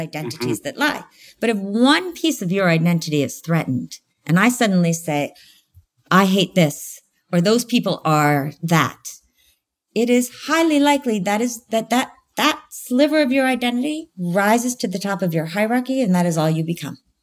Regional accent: United States; I'm American.

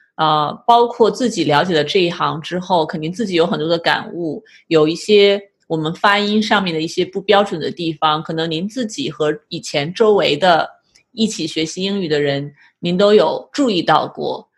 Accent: China; moved away as an adult; also born or lived in Zhejiang; now in United States; 我以前在国内读的是师范大学

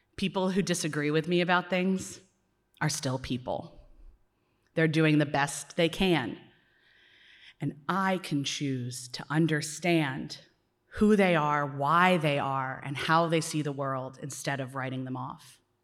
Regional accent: Philadelphia, Pennsylvania, United States; as a Philadelphian

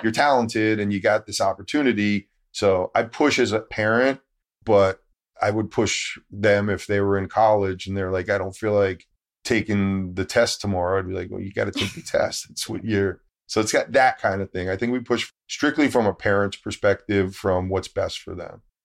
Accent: Connecticut, United States; also born or lived in New York City; I was born in New York City, lived in Connecticut. Very Northeast upbringing

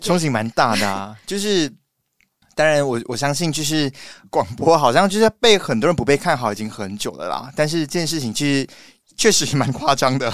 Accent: Malaysia; now in Taiwan; 因为我是马来西亚人嘛

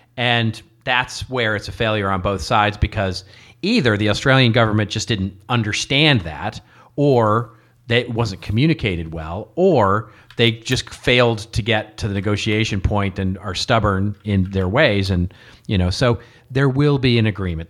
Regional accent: Texas, United States; growing up in Texas, you know, uh, uh, let's put it this way. Your Texas history class in elementary school was as important as U S history

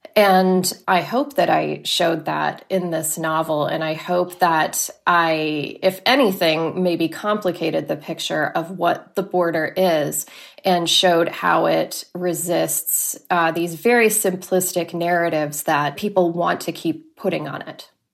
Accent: Laredo, Texas, United States; also born or lived in Corpus Christi, Texas; I grew up in Laredo, Texas, until I was ten, and then we moved to Corpus Christi

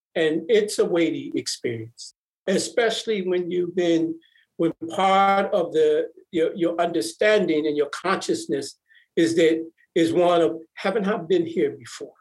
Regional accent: Milwaukee, Wisconsin, United States; I grew up in Milwaukee, three brothers and a sister.

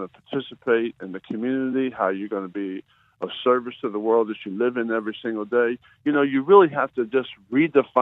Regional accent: Wildwood, New Jersey, United States; I'm from Wildwood

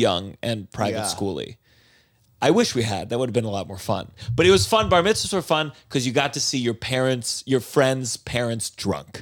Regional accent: Potomac, Maryland, United States; I grew up in Potomac, Maryland

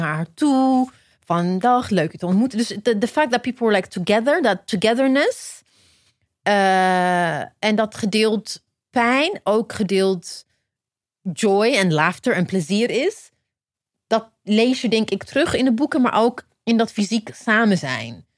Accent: Ethiopia; now in Netherlands; ik ben in Ethiopië geboren

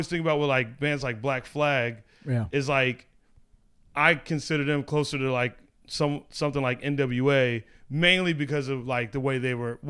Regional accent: the West, United States; I grew up out here on the West.

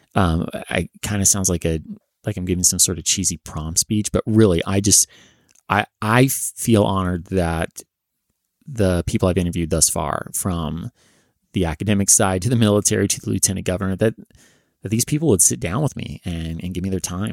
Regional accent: California, United States; accent: Californian; also born or lived in Massachusetts / New Hampshire; my super Californian accent

